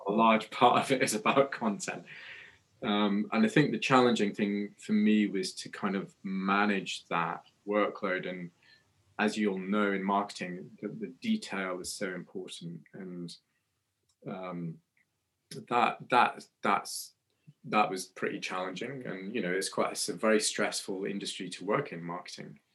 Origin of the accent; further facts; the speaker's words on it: Scotland, United Kingdom; moved away as an adult; also born or lived in Newcastle; I was born in Scotland